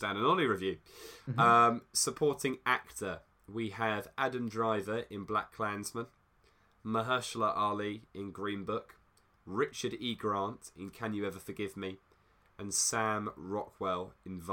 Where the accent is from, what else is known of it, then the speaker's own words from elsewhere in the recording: United Kingdom; we're British